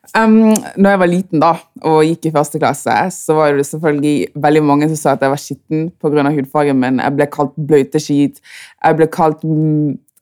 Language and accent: Norwegian; Bergen, Vestland, Norway; er født og oppvokst i Bergen, men er fra Kamerun